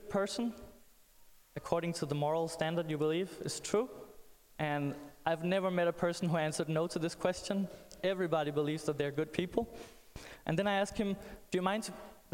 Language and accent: English; Denmark; I'm from Denmark